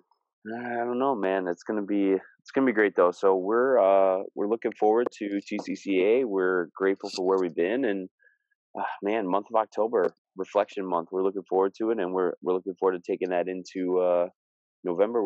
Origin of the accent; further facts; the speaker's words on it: Scunthorpe, Yorkshire and the Humber, United Kingdom; now in Minnesota, United States; I'm still a Scunny boy